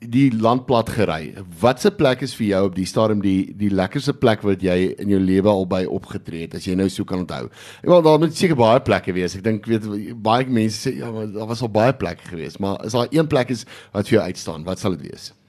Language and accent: Afrikaans; South Africa; ek dink dit is wat uitstaan van ons as Suid-Afrikaners